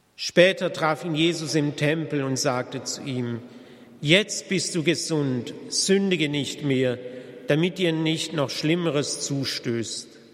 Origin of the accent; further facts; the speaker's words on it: Germany; bei uns in Deutschland